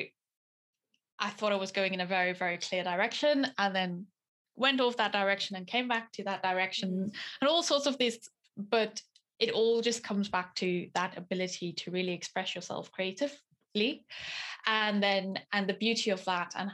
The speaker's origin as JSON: {"language": "English", "country": "South Africa", "tie": "born or raised there", "moved": "as an adult", "lives_now": "Teesside, United Kingdom", "said": "I was born in South African nationality"}